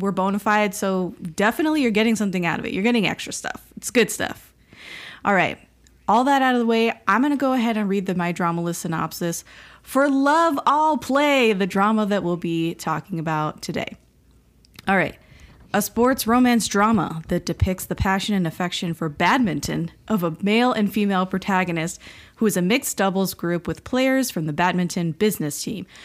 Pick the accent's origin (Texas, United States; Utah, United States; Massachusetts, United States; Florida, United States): Florida, United States; Miami; moved away; We're all from Miami, three oh five